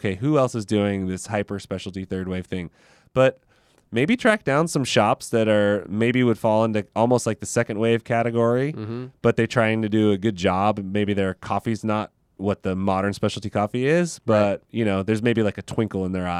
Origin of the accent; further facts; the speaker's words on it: Modesto, California, United States; I came from Modesto and there was like nothing there. And now there's like a handful of baristas who are really passionate about specialty coffee there, which I think is awesome because it's a super small town, Central Valley, California.